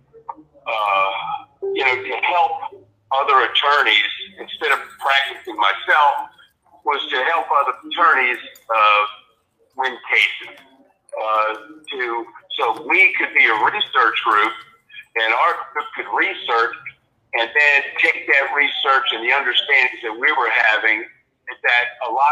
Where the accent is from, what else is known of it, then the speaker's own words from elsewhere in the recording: Washington, District of Columbia, United States; I grew up in Washington, D.C.